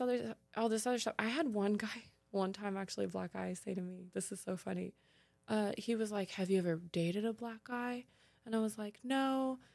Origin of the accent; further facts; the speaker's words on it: California, United States; growing up in California, I was surrounded by beautiful tan blonde girls